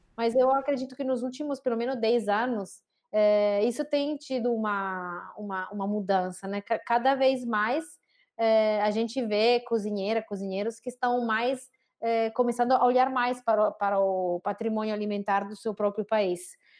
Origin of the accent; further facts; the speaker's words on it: Saluzzo, Piedmont, Italy; Portuguese is a second language; moved away as an adult; also born or lived in Santa Catarina, Brazil; now in Brazil; Eu sou de uma cidade bem pequena que se chama Saluzzo, uma cidade de um pouquinho mais de 16 mil habitantes, é, na região Piemonte, no norte da Itália